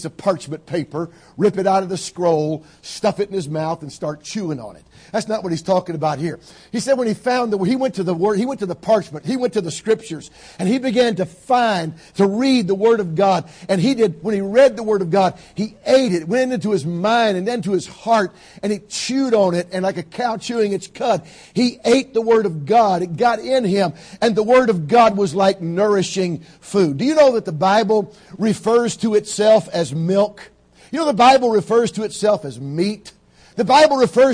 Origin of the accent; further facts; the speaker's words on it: Georgia, United States; I grew up in Georgia, down south, where when I grew up, we all had gardens